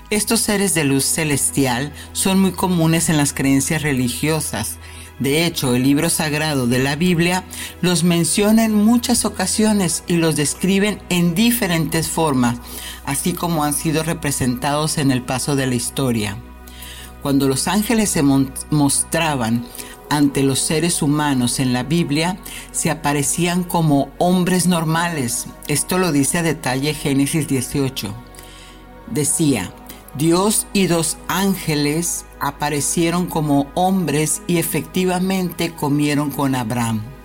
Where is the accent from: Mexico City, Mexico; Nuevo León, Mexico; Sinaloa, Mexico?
Mexico City, Mexico; moved away; nos estamos conectando a la Ciudad de México, por supuesto, bella y hermosa, de donde soy natal